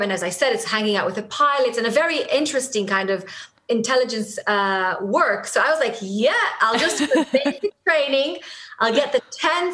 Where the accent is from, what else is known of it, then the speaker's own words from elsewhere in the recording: Tel Aviv, Tel Aviv District, Israel; first language Hebrew; English is a second language; moved away as an adult; now in London, United Kingdom; I'm a native kind of Hebrew speaker. I was born in Israel, in Tel Aviv. Most of my life, I lived in Israel